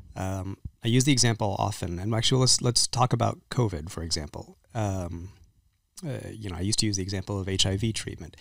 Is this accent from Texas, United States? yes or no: yes; Texas, United States; I grew up in Texas